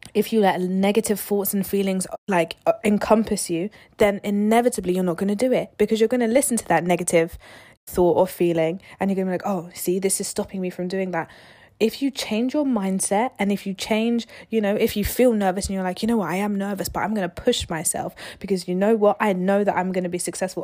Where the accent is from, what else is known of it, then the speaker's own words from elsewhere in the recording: London, United Kingdom; moved away as an adult; now in Southampton, United Kingdom; We're from London. We didn't end up going to uni, um, in London. We went outside of London. And we moved away from home.